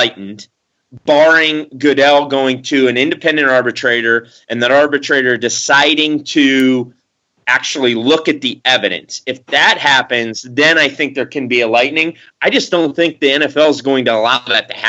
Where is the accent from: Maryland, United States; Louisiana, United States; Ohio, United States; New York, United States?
Ohio, United States; We're obviously from Ohio